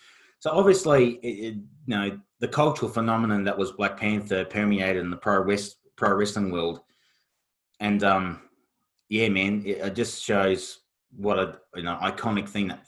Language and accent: English; Australia; Being Australian